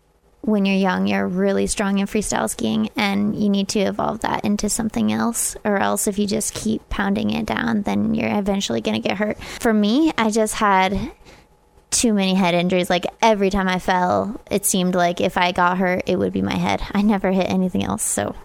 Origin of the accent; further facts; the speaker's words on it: California, United States; born there; I'm American. Oh, I know. It's different.